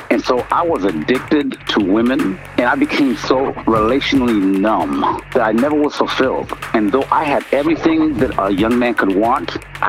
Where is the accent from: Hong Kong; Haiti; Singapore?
Haiti; Port-au-Prince; moved away; I was born in Port-au-Prince, Haiti. And so the upbringing, if you would, was nothing but voodoo.